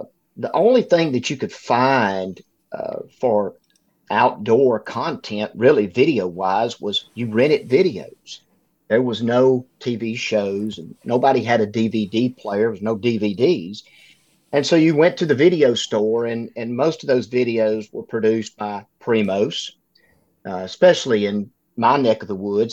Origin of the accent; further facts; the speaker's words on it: Northeast Louisiana, United States; I was born and raised in Northeast Louisiana, in a small farming community.